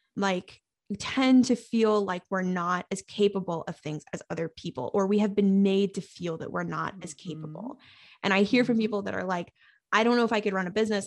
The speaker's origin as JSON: {"language": "English", "region": "New England", "country": "United States", "said": "I'm from New England"}